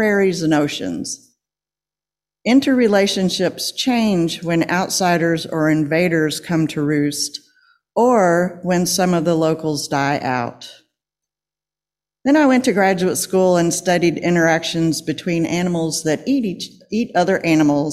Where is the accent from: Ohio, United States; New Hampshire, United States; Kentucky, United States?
Kentucky, United States; Lexington; I grew up in Lexington in the suburbs.